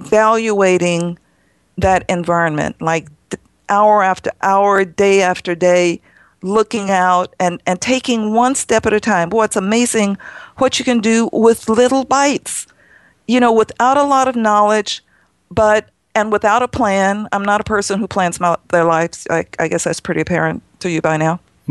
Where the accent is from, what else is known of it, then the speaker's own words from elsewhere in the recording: New York, United States; Me, I came from New York and I have a 100-year-old barn.